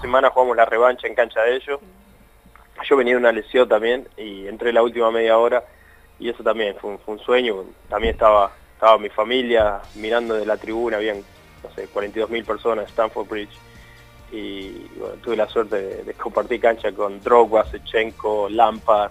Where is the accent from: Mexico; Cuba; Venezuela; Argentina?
Argentina; moved away as an adult; now in England; Desde que estaba en Argentina